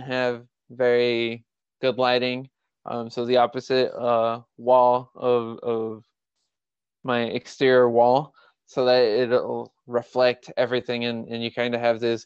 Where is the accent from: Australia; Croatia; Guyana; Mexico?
Mexico; moved away; my growing up in Mexico